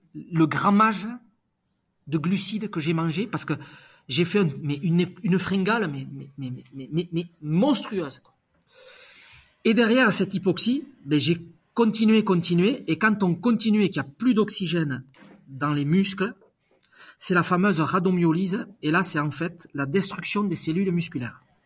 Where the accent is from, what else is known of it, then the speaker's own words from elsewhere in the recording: Basque Country, Nouvelle-Aquitaine, France; je suis basque